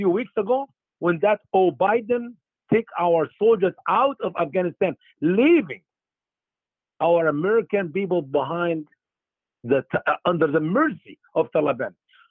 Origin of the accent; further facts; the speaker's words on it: Egypt; now in United States; my home country, Egypt.